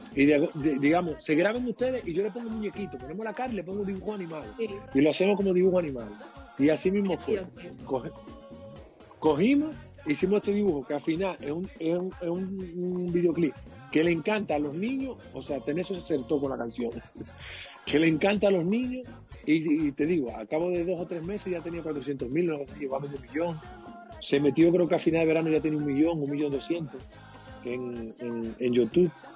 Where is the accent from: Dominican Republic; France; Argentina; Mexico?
Dominican Republic; now in Canary Islands, Spain; yo soy dominicano